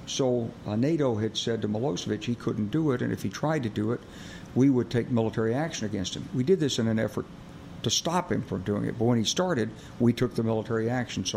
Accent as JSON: {"language": "English", "region": "Arkansas", "country": "United States", "said": "I'm from Arkansas. You know, I grew up with guns."}